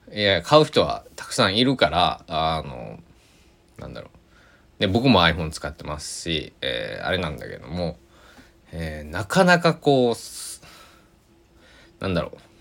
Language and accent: Japanese; Kochi, Japan; 高知では僕の地元高知では